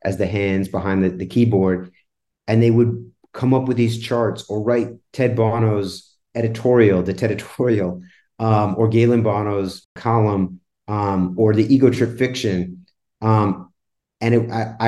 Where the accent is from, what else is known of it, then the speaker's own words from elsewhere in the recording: New York City, New York, United States; I grew up in New York City in the early 80s